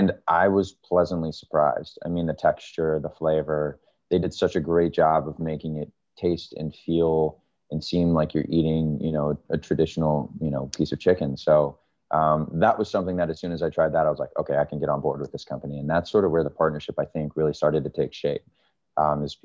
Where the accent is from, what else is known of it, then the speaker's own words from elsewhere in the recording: Florida, United States; also born or lived in Maryland; growing up on the East Coast, I'm originally from Maryland and living in Florida for the most of my life.